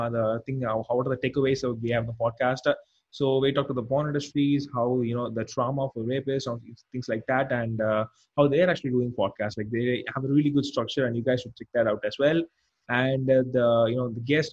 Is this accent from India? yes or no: yes; India; I'm an Indian.